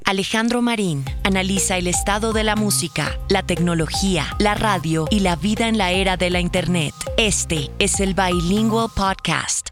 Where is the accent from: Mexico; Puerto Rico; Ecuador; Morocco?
Morocco; northern Morocco; Spanish is a second language; moved away as an adult; also born or lived in Sweden; nací en Marruecos y cuando tenía 19 me fui a Suecia.